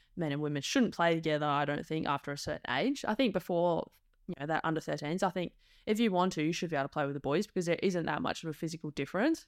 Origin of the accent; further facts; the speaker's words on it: Perth, Western Australia, Australia; moved away as an adult; also born or lived in Adelaide; Born, bred, raised, proud West Australian, was born at Murdoch Hospital